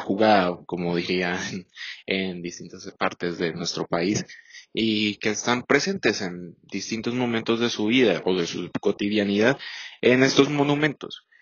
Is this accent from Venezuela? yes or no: no; Colombia; nos recuerde como colombianos